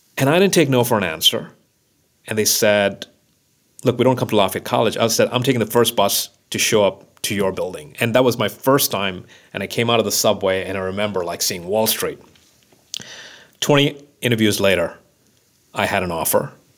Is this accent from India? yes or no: yes; Mumbai, Maharashtra, India; moved away; growing up in Mumbai in that small apartment